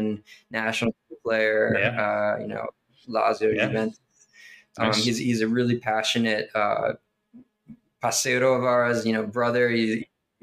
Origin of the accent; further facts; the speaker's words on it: United States; I am an American guy, you know, born and raised in this country